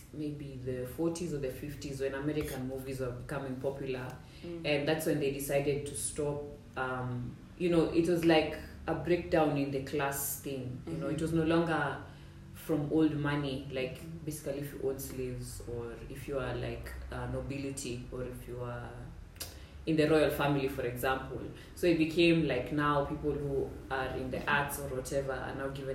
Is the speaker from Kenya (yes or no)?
yes; Kenya; I'm Kenyan